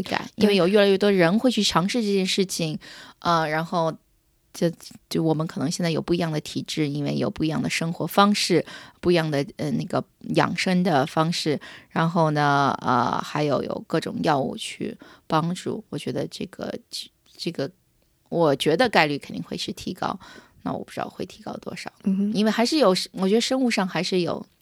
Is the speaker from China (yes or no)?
no; United States; 我在美国长大的